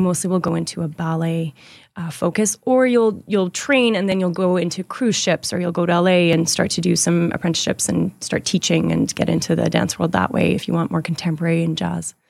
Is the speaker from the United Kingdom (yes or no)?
no; Edmonton, Alberta, Canada; I was born here in Edmonton.